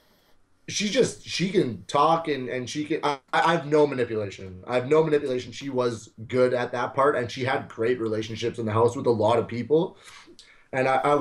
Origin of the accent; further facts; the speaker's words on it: Edson, Alberta, Canada; I'm a nobody from Edson